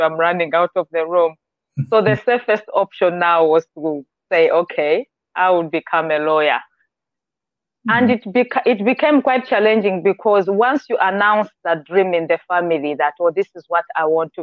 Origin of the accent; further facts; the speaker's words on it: Blantyre, Southern Region, Malawi; moved away as an adult; I grew up in Malawi, Blantyre